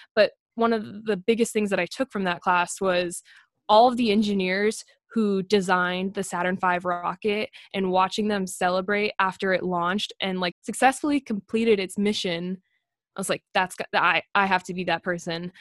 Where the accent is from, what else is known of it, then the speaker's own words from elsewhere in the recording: Las Vegas, Nevada, United States; moved away; I grew up in Las Vegas, which is right next to an Air Force base